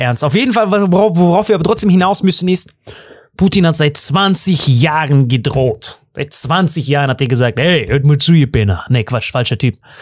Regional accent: Germany; bei uns in Deutschland

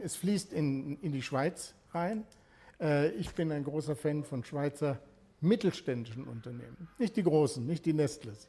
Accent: Germany; Als Deutscher

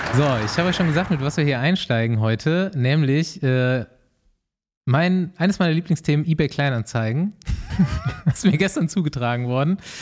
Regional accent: Mainaschaff, Bavaria, Germany; bei uns zu Hause in Meinerschaft

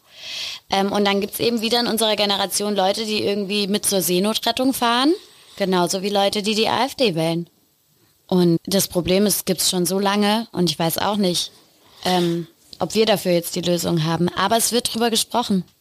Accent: Rhineland-Palatinate, Germany; Ich komme aus der Pfalz

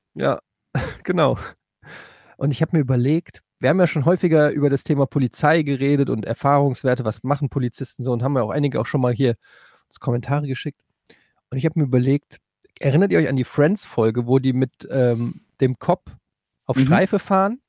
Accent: Frankfurt, Hesse, Germany; moved away; bei uns in Frankfurt

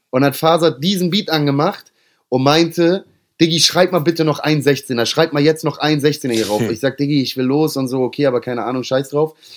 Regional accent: Hamburg, Germany; ich als Hamburger

